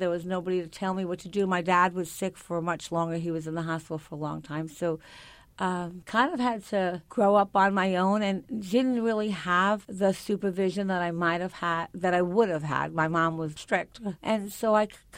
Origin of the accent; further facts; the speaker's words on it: Long Island, New York, United States; I grew up on Long Island in a very middle-class area where the neighbors were all there.